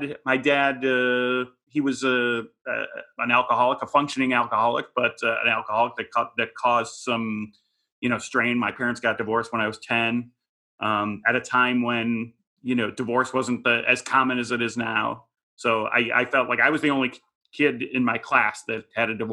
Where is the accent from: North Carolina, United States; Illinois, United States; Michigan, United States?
Illinois, United States; Chicago; moved away as an adult; also born or lived in San Francisco; now in Los Angeles, United States; It was a suburban Chicago, probably lower middle class family